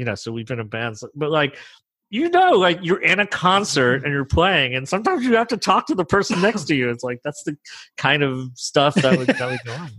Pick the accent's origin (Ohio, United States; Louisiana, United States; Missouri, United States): Louisiana, United States; New Orleans; now in Nashville, United States; I'm from New Orleans, and we had a lot of jazz, but I'd never seen a bell choir until I moved here to Nashville.